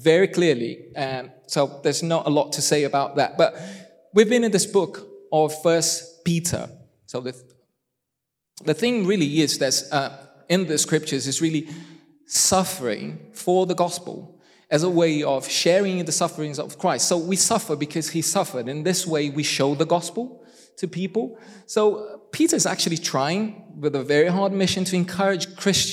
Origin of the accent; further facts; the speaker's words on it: Brazil; first language Portuguese; English is a second language; moved away; I'm Brazilian.